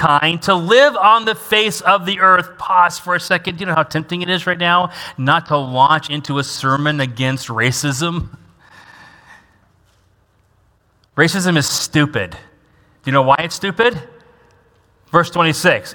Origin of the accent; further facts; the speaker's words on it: Washington, United States; now in Fort Wayne, United States; I grew up in Washington State.